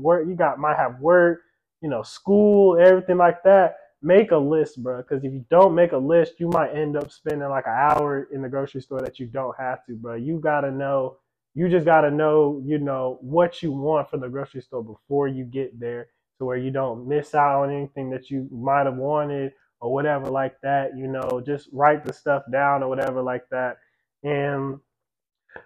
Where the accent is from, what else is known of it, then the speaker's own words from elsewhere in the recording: Texas, United States; moved away; I'm from Texas